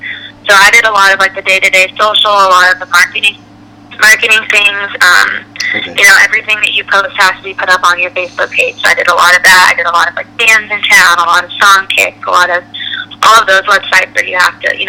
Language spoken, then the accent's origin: English; Florida, United States; Yeah, so growing up in Florida, my family, we love the water, we love the beach, my dad is like a fisherman, all my brothers are, so growing up, it was a lot